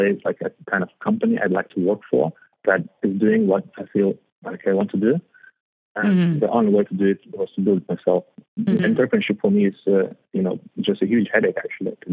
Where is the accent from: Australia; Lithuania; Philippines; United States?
Lithuania; Vilnius, Vilnius County; moved away as an adult; also born or lived in Spain; now in London, United Kingdom; Capital, mostly, in Vilnius. It's a nice place. It's a bit cold in winters, but it's really nice. So I grew up there